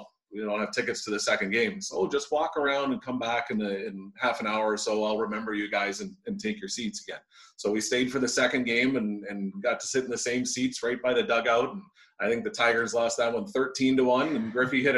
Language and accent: English; Windsor, Ontario, Canada; I'm born and raised in Windsor, Ontario